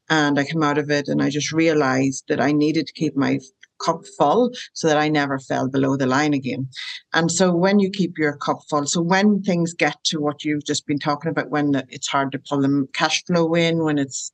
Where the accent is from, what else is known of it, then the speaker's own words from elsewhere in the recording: Ireland; moved away as an adult; now in Rockingham, Australia; I'm from Ireland and I live in Australia and have done for 14 years